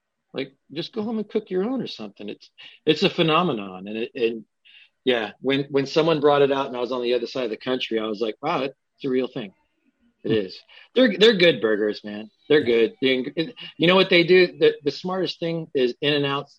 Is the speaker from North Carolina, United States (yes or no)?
no; Los Angeles, California, United States